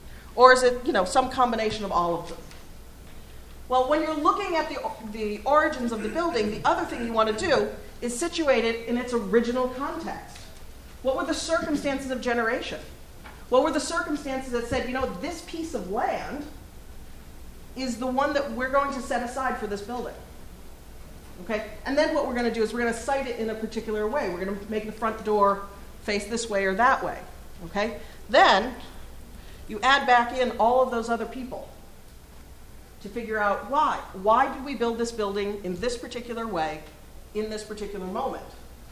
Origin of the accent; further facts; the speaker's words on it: Kentucky, United States; the first buildings in Boston are very different from the ones that we still have in where I grew up in Kentucky.